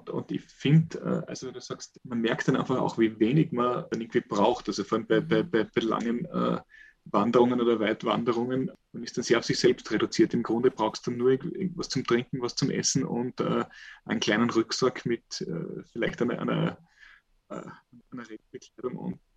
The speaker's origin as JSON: {"language": "German", "region": "Carinthia", "country": "Austria", "tie": "born or raised there", "said": "wenn ich bei mir daheim, wo ich aufgewachsen bin, im, im Lavantal oder sogar wenn ich den, den, den unterkärntner Raum"}